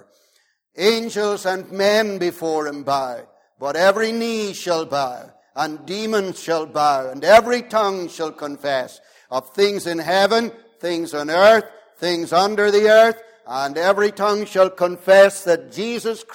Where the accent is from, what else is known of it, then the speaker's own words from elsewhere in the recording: Omagh, Northern Ireland, United Kingdom; I grew up in the Wild West between Omagh and Newton Stewart.